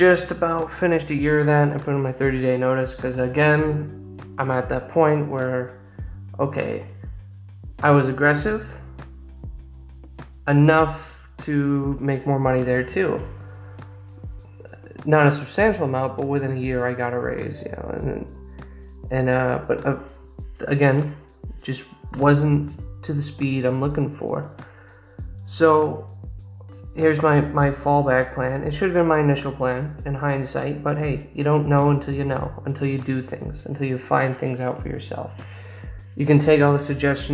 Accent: United States; I'm American, and as an American, you kind of miss out on that experience

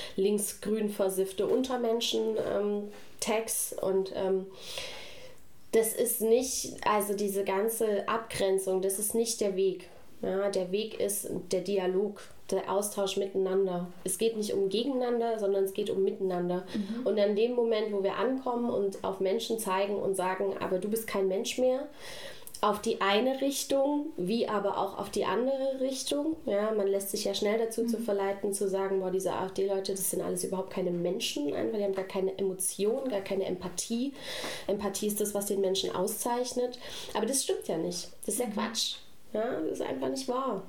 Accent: Saxony, Germany; now in Stuttgart, Germany; ich komme aus Sachsen

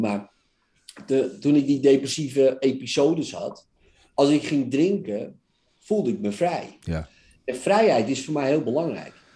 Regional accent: Netherlands; Wij zijn Nederlanders

